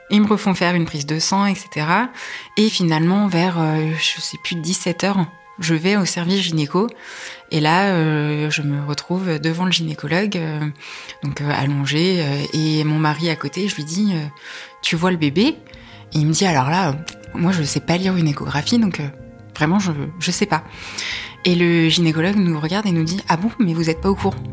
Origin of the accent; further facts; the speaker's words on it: Le Perray-en-Yvelines, Île-de-France, France; Alors j'ai grandi euh, pas très loin d'ici, à proximité de Rambouillet. Je suis née à Rambouillet et j'ai vécu au Père en Yvelines. J'ai fait euh, mon lycée à Rambouillet.